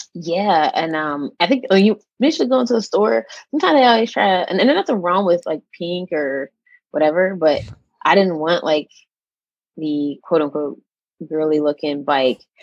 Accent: Pittsburgh, Pennsylvania, United States; also born or lived in Atlanta; I'm actually from Pittsburgh, Pennsylvania

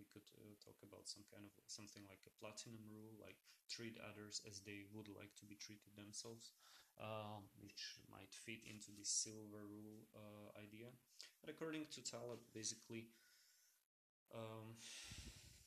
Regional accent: Slovakia; I come from Slovakia. It's also a small country.

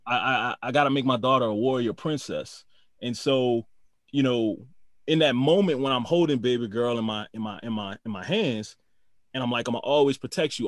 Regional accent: New Orleans, Louisiana, United States; moved away; also born or lived in Houston; we grew up in New Orleans.

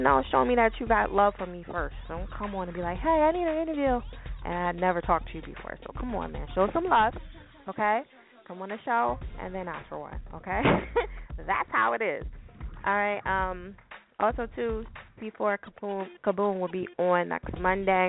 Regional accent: New Jersey, United States; now in Philadelphia, United States; I'm from Jersey, in case y'all do not know. I live in Philly, but I'm from Jersey

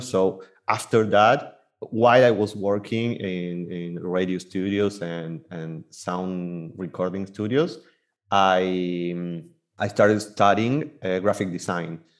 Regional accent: Buenos Aires Province, Argentina; now in Buenos Aires, Argentina; I was born and raised in Buenos Aires, Argentina

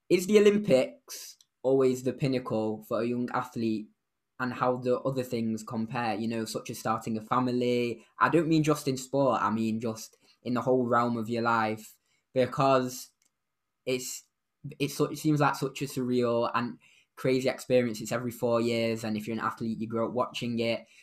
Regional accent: South Africa; like I said before, being South African, when someone wins in the sport, I feel like it's a different level.

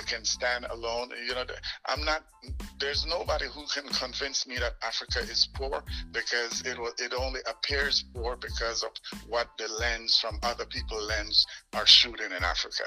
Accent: Dangriga, Stann Creek District, Belize; now in Virginia, United States; I was born in Belize

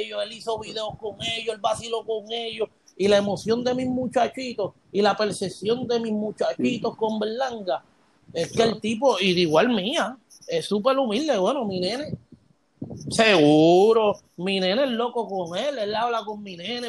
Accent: Puerto Rico; yo soy de Puerto Rico y yo vengo de Puerto Rico

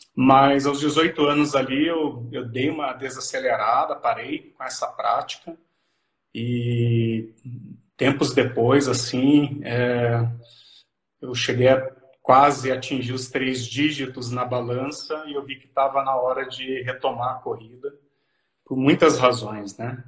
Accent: São Paulo, Brazil; moved away as an adult; also born or lived in Catanduva, São Paulo / Mogi das Cruzes, São Paulo; now in Cascavel, Brazil; sou paulista, é, minha, minha cidade natal é Catanduva, interior de São Paulo. Me criei no interior, próximo à capital também, na Grande São Paulo

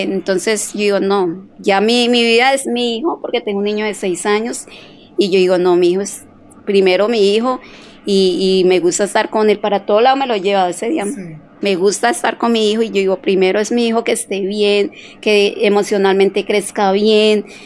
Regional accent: Cali, Valle del Cauca, Colombia; Eh, o sea, yo soy caleña, sí. 100% pescaleña.

